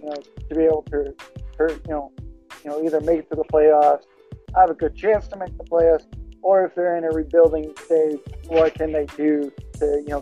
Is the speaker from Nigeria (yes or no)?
no; Texas, United States; I'm actually from Texas